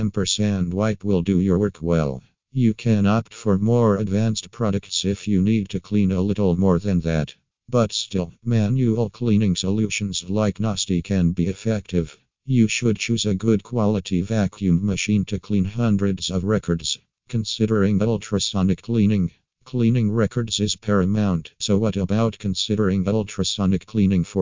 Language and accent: English; Ukraine; from Ukraine